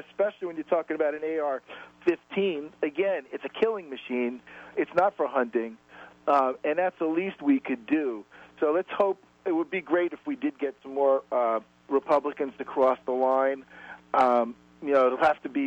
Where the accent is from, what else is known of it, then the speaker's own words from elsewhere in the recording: New York, United States; now in Los Angeles, United States; I'm from New York, and, you know, I grew up in New York. I'm in Los Angeles now